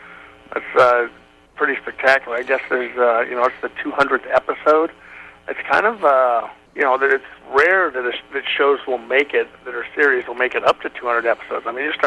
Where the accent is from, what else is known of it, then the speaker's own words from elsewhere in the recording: California, United States; Well, I grew up in Northern California in the beautiful Lake Tahoe region.